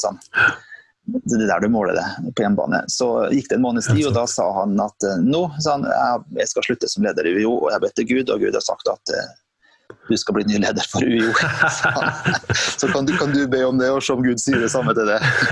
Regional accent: Sunndalsøra, Møre og Romsdal, Norway; moved away; kommer fra et lite sted eh, på, i Møre og Romsdal som heter for eh, Sunndalsøra. Så Det er jo det mm. fineste stedet. Eh, det er jo ikke by, da, så det når ikke Men eh, hadde det vært by, så ville det vært by nummer én. Men eh, det er jo så lite at det er ikke langt ifra by. Så der er jeg født og oppvokst

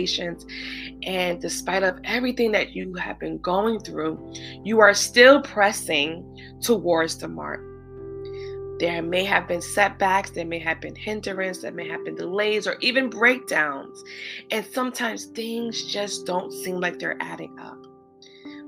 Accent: New York City, New York, United States; I live in New York. I'm a New Yorker. I'm a true New Yorker

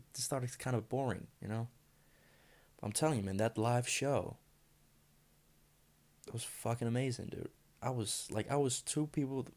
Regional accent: Denmark; I'm from Denmark.

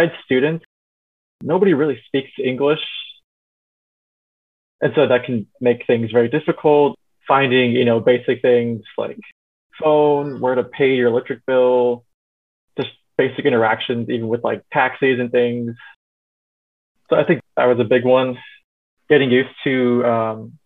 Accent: United States; also born or lived in China; As an American

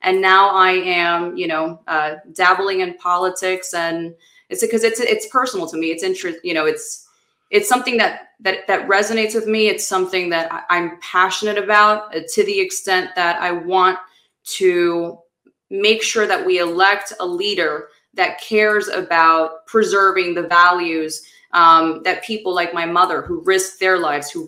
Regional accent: Miami, Florida, United States; also born or lived in Cuba; I'm an attorney from Miami. I came to Miami as a young, young, that's an understatement. As a four-year-old, I was about three, about to turn four. Immigrated from Cuba with my mother

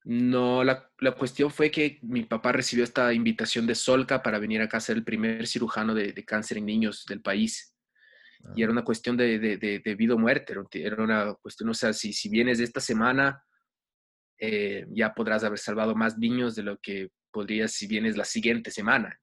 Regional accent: Rio de Janeiro, Brazil; now in Ecuador; Yo nací en Brasil, en Río de Janeiro, em, y ahí fue donde tuve mi primer contacto con la música de chiquito

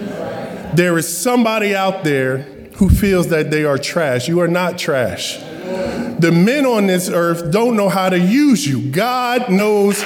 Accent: Jersey Shore, New Jersey, United States; I grew up on the Jersey Shore

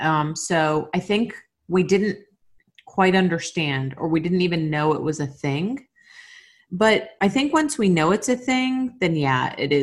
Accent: Miami, Florida, United States; I went to public high school in Miami.

